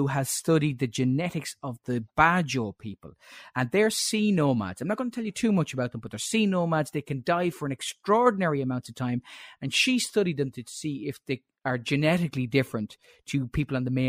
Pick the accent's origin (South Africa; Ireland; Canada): Ireland; Offaly, Leinster; I am a man from Offaly